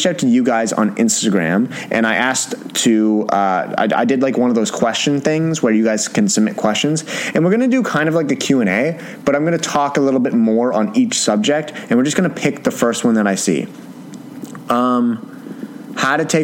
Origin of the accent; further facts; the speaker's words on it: Canada; I'm Canadian